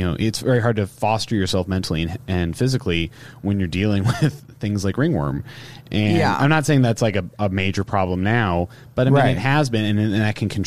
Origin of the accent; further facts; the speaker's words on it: the Bay Area, California, United States; I'm from the Bay Area